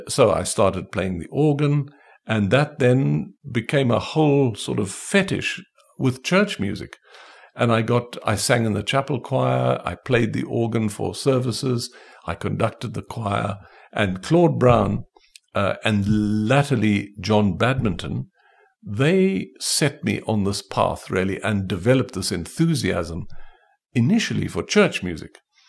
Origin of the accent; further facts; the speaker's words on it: Port Elizabeth, Eastern Cape, South Africa; born there; I was born in Port Elizabeth. In fact, the house where I was born is still standing in Villiers Road in Port Elizabeth, number 95.